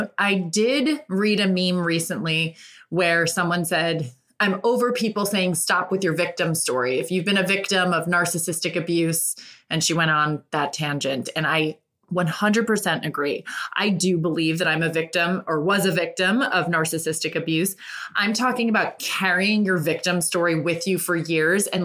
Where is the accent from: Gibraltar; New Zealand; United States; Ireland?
Ireland; I am an Irish woman through and through